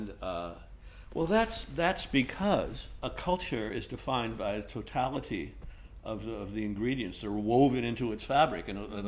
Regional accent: Los Angeles, California, United States; Well, the thing that you see, I grew up in Los Angeles

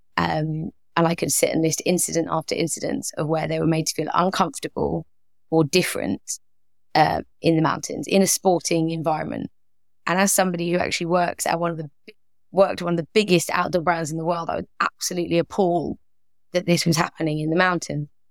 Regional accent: London, United Kingdom; moved away as an adult; grew up in London, was very used to kind of being around lots of multicultural

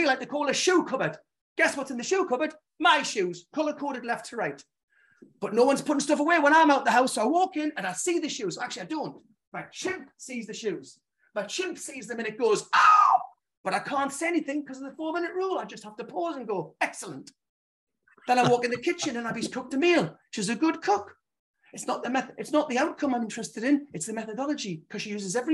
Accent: Gateshead, North East England, United Kingdom; now in Newbury, United Kingdom; I was brought up in Gateshead

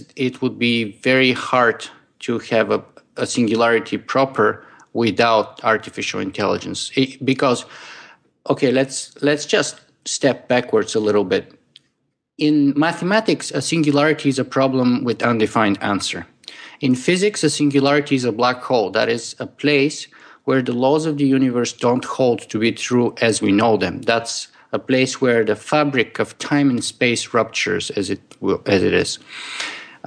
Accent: Bulgaria; now in Toronto, Canada; I was born Bulgarian and I would always remain to be. But I am also a Canadian at the moment.

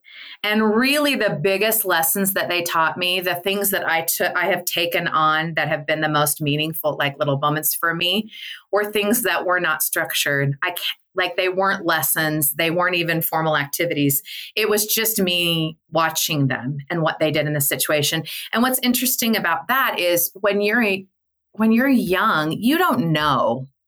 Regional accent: Midwest, United States; because I came from the Midwest

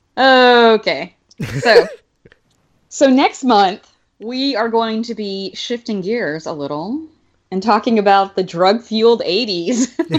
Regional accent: Alabama, United States; where I grew up in Alabama

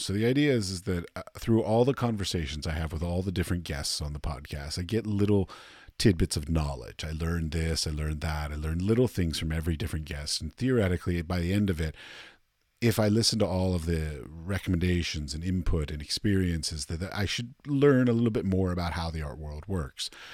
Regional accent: Washington, District of Columbia, United States; I'm from Washington, D C, and I went to New York a lot

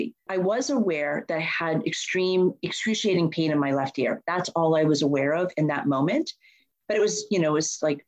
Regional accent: Boston, Massachusetts, United States; And I'm born and raised in Boston. I know Boston like the back of my hand. I actually grew up in the suburbs

